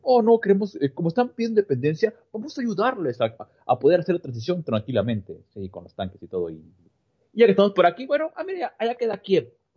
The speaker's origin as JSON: {"language": "Spanish", "country": "Mexico", "said": "acá en México"}